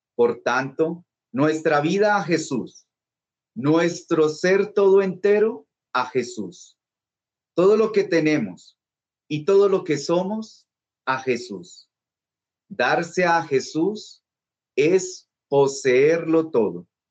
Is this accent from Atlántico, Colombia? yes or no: no; Bogotá, Bogotá Capital District, Colombia; yo soy bogotano